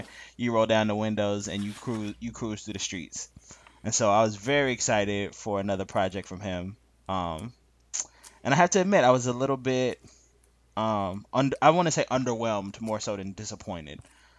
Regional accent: Sacramento, California, United States; though I hail from Sacramento.

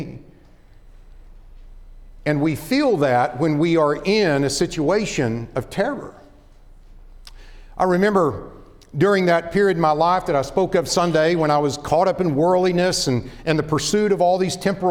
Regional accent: Oklahoma, United States; born or raised there; moved away as an adult; also born or lived in Dallas-Fort Worth, Texas

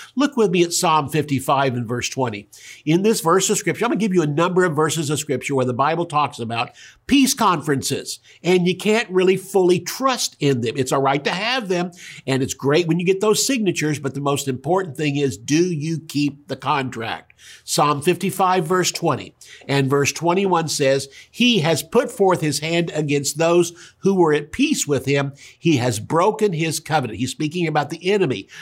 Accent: Tulsa, Oklahoma, United States; also born or lived in California; if I was born in Tulsa

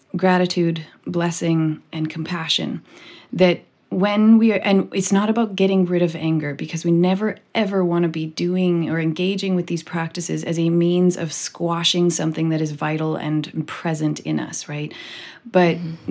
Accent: British Columbia, Canada; I am a white person from Canada, born and raised in British Columbia

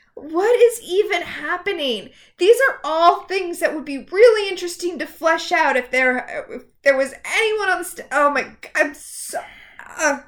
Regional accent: Portland, United States; I'm from Portland?

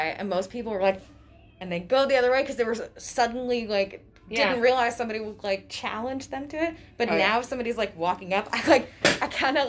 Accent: Rhode Island, United States; moved away; I'm from Rhode Island

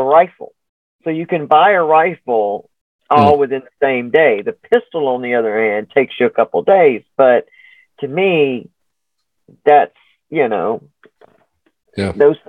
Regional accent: Alabama, United States; my home state is Alabama. So I'm South through and through.

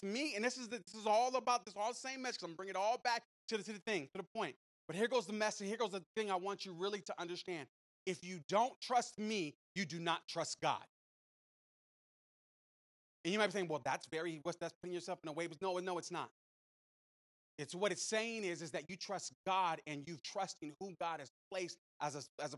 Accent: San Francisco, California, United States; moved away; I grew up in San Francisco

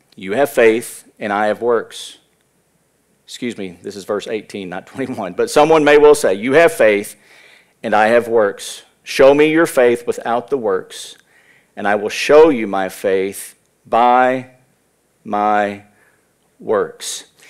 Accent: United States; as American Christians

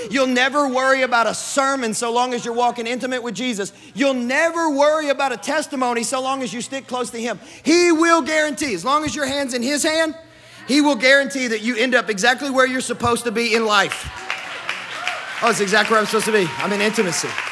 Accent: Sacramento, Kentucky, United States; moved away as an adult; also born or lived in Texas / Mozambique; grew up in the country, in the sticks of West Kentucky

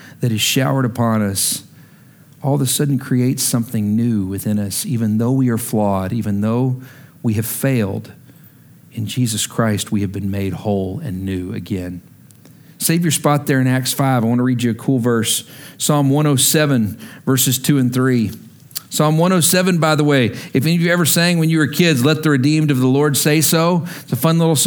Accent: Lubbock, Texas, United States; also born or lived in Oklahoma; now in Washington, D.C., United States; I'm from Lubbock

